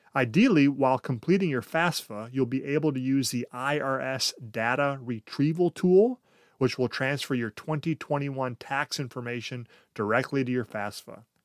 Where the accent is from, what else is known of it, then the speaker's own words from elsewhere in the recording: United States; we, as American culture